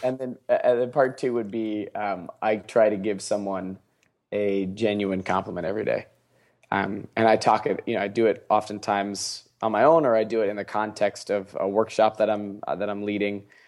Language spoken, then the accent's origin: English; Seattle, Washington, United States; I'm from Seattle.